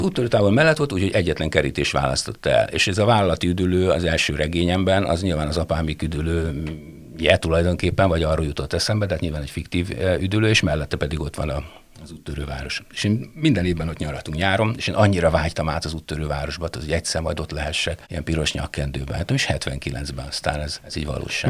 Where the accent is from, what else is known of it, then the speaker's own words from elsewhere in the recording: Kisvárda, Szabolcs-Szatmár-Bereg, Hungary; moved away; also born or lived in Debrecen; odahaza Kisvárdán volt